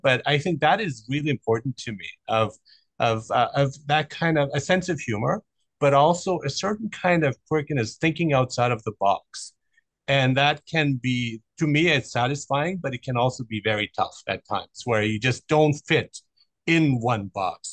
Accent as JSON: {"language": "English", "country": "Germany", "tie": "born or raised there", "also_born_or_lived": "Iran", "said": "I grew up in Germany, so and I was born in Iran"}